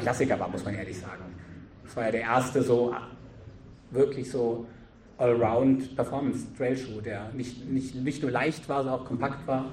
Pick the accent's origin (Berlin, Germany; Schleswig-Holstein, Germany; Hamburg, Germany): Berlin, Germany; bin jetzt kein alpiner Mensch, ich komme aus Berlin